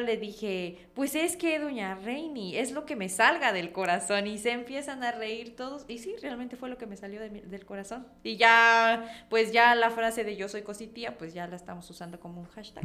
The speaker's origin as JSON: {"language": "Spanish", "town": "Comitán", "region": "Chiapas", "country": "Mexico", "tie": "born or raised there", "accent": "Comitán voseo, cantadito", "said": "como realmente los comitecos hablamos, pero el cantadito lo tengo. O sea, ni cómo digan que no soy de acá"}